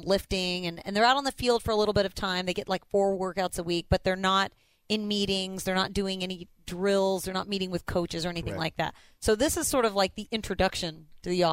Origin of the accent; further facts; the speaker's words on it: Indiana, United States; now in Houston, United States; I'm from Indiana.